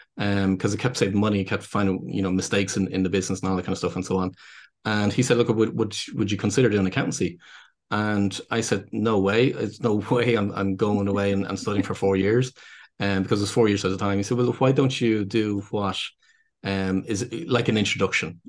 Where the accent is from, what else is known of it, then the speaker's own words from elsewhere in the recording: Dublin, Leinster, Ireland; accent: Irish; what people would probably gather from my accent is that, um, so I'm based here in Dublin in Ireland